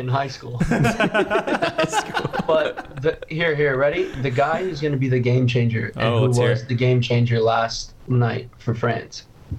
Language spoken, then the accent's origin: English; Ireland; I know I'm Irish, I carry an Irish passport. I was just in Dublin for 2 months working.